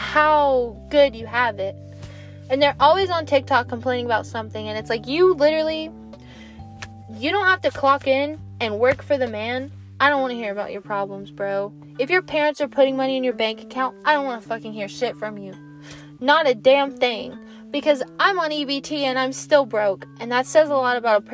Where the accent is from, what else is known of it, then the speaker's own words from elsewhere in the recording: United States; as an American